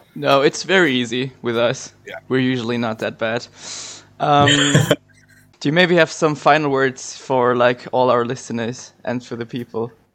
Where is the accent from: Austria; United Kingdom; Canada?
Austria; I'm from Austria.